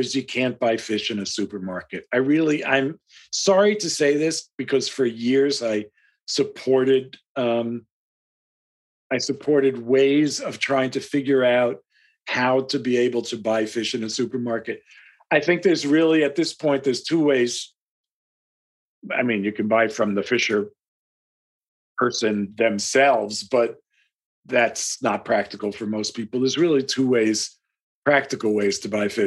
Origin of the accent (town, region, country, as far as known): United States